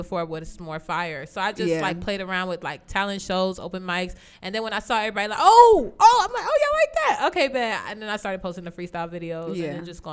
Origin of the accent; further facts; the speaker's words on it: Raleigh, North Carolina, United States; growing up in Raleigh